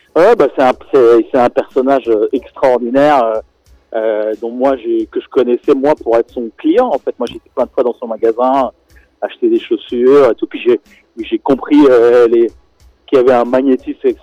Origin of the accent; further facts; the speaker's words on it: Senegal; moved away; j'ai grandi au Sénégal